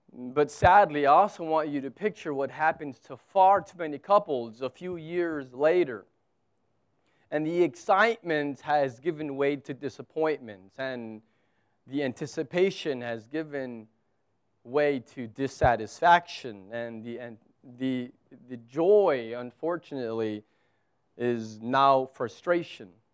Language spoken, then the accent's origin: English; United States; now in Abu Dhabi, United Arab Emirates; I'm American.